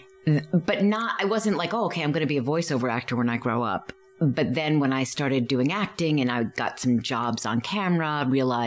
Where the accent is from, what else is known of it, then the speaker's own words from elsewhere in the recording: Providence, Rhode Island, United States; Providence, Rhode Island